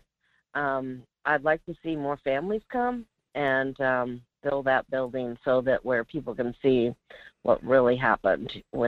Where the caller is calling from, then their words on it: Alaska, United States; from the Peninsula.